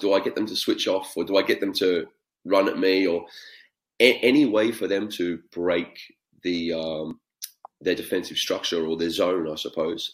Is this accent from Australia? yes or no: yes; Australia; being Australian